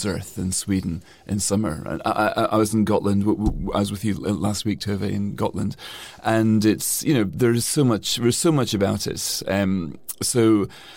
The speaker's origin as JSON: {"language": "English", "region": "Scotland", "country": "United Kingdom", "said": "I'm always been very proud of regarding myself as a European, as well as a Scot, as well as a Brit."}